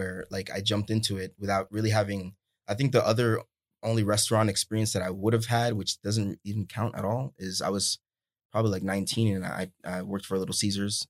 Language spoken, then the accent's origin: English; New York City, New York, United States; moved away; also born or lived in Florida; I was born in Manhattan. Yeah.